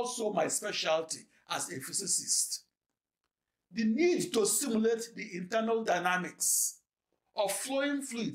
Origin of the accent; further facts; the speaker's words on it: Nigeria; moved away as an adult; now in United States; I'm a Nigerian born who is studied in American schools